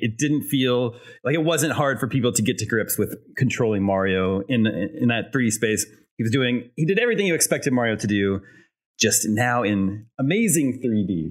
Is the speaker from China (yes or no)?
no; Lenexa, Kansas, United States; my hometown, there was a local video store, not a Blockbuster. It was a local video store called Video Library. It was in Lenexa, Kansas